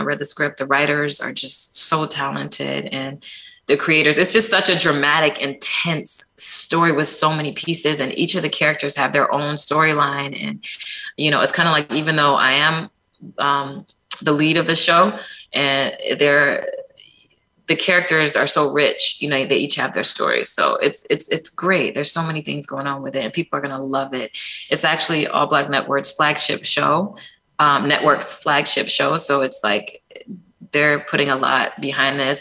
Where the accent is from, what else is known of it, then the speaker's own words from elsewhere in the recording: Ann Arbor, Michigan, United States; also born or lived in Detroit, Michigan; I was born in Detroit, raised in Ann Arbor.